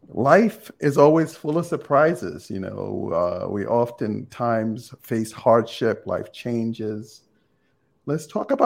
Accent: Jamaica; I'm from Jamaica.

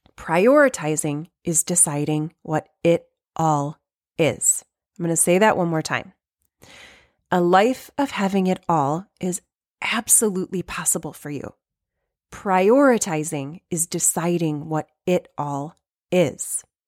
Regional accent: Michigan, United States; if I'm from Michigan

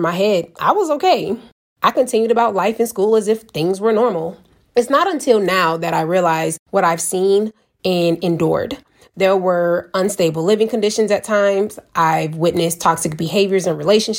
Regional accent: Savannah, Georgia, United States; moved away as an adult; now in Kazakhstan; I'm from Savannah, Georgia, and in the environment and surroundings I grew up

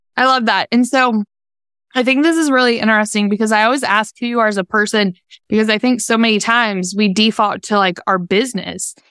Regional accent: Virginia, United States; moved away as an adult; also born or lived in North Carolina; now in Charlotte, United States; I'm from Virginia

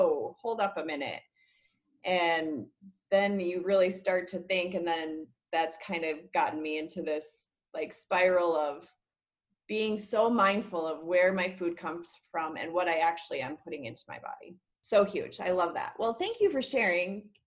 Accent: Minnesota, United States; also born or lived in Wyoming / Oregon; now in Colorado, United States; my home state of Minnesota

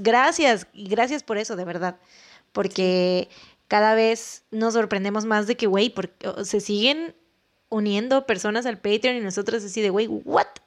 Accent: Veracruz, Mexico; tenemos este tono de voz así de que hablamos medio golpeado, sobre todo los jarochos

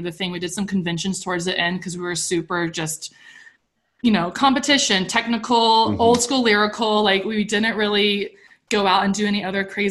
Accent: Coffee County, South Georgia, United States; moved away; I grew up in Coffee County, South Georgia

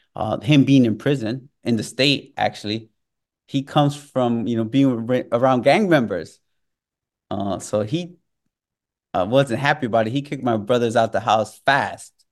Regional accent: Chicago, Illinois, United States; also born or lived in Mexico; growing up in Chicago, growing around, up around those gangs and that culture

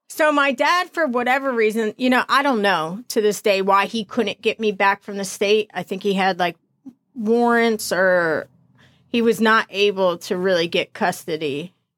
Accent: New Jersey, United States; also born or lived in Florida; I was born up here in New Jersey.

